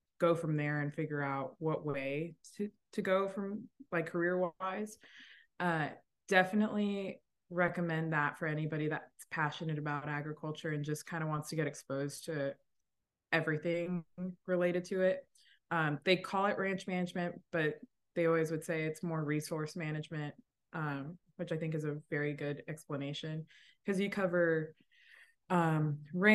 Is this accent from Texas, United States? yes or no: yes; Laredo, Texas, United States; moved away as an adult; now in Fort Worth, United States; So I am from Laredo, Texas, grew up on the border